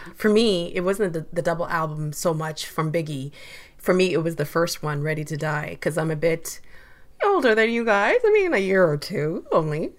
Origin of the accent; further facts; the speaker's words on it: London, Ontario, Canada; also born or lived in Uganda / Kenya; I'm from Uganda and Kenya, but we grew up together in London, Ontario